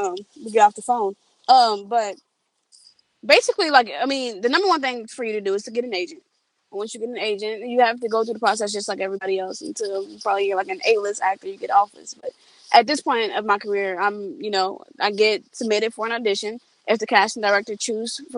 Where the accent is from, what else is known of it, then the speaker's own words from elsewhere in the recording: Cincinnati, Ohio, United States; moved away; I'm from Cincinnati, Ohio. I grew up at the School for Creative and Performing Arts.